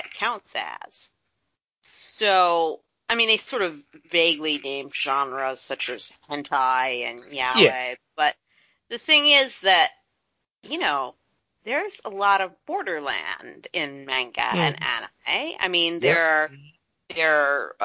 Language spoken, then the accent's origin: English; United States; I, as an American who enjoys Hollywood's products